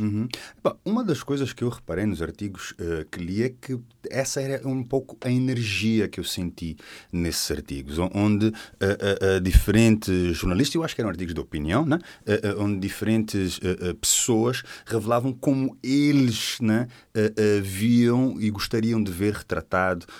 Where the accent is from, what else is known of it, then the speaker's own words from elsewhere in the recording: Portugal; somos portugueses